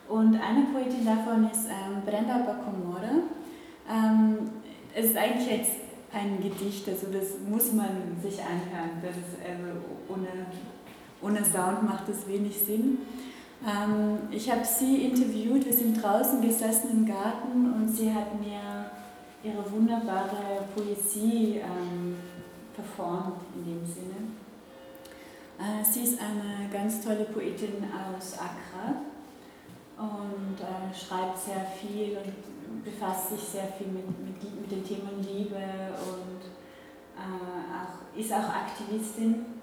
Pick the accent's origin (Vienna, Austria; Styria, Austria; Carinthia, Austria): Carinthia, Austria; Velden am Wörther See; Also ich bin in Kärnten aufgewachsen, ich komme aus Felden